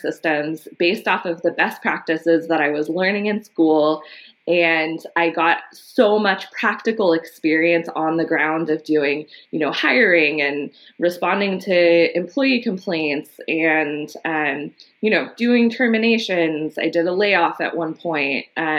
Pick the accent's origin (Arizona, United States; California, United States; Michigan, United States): California, United States; Los Angeles; I was born in Los Angeles and grew up in the early part of my life in Echo Park.